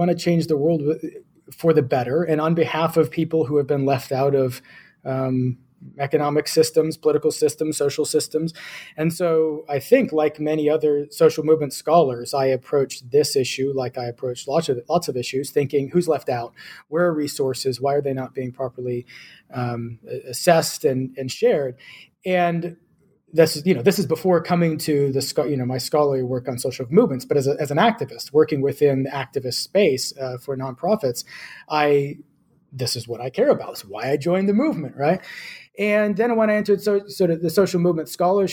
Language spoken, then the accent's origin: English; United States; my home country, the United States